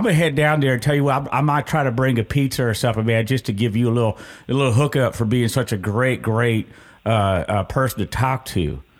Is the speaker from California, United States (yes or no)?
yes; California, United States; now in Richmond, United States; I'm from California. I used to hang out at Venice Beach and just pop lock and break dance, and then I would make some paintings and stuff like that. So I moved to Richmond.